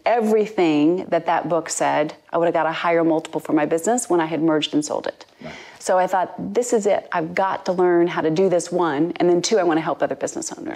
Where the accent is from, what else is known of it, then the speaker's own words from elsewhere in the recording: United States; moved away as an adult; now in United Kingdom; I'm American born, but I've been in the UK for almost 21 years now.